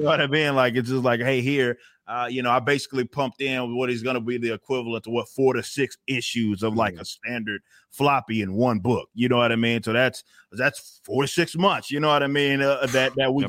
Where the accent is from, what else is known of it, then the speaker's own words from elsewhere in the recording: Texas, United States; I grew up in the Texas kind of scene